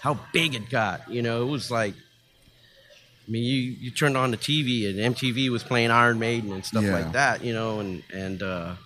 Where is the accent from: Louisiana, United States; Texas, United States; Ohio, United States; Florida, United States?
Texas, United States; Houston; we're really from Houston